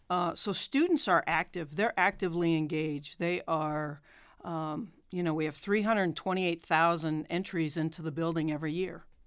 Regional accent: Boulder, Colorado, United States; moved away; I grew up in Boulder, Colorado

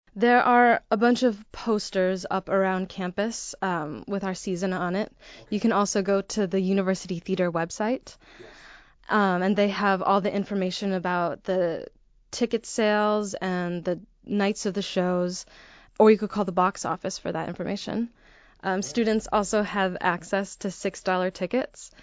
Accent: Arlington Heights, Illinois, United States; I grew up in the northwest suburbs of Chicago, a little town called, called Arlington Heights.

